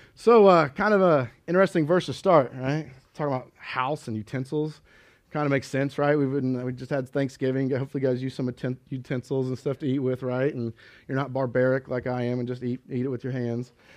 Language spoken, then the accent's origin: English; Kansas, United States; moved away; grew up in Kansas and always, uh, I, I personally always grew up in the church